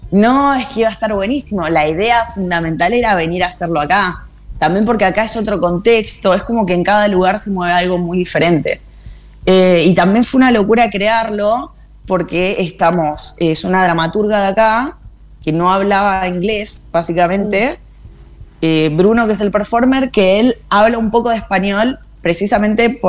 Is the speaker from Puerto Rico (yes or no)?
no; Buenos Aires Province, Argentina; Somos todas argentinas. Somos la Leandra, Pichona, Pichona de San Juan, la Leandra de Capital, eh, la Río Trueno, que es de San Clemente, y yo que soy este híbrido que soy, no, no sé, bonaerense por lo menos.